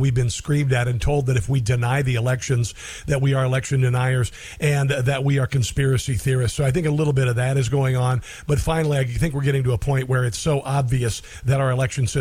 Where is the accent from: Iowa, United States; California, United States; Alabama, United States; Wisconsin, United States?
Iowa, United States; Neola; my hometown of Neola, Iowa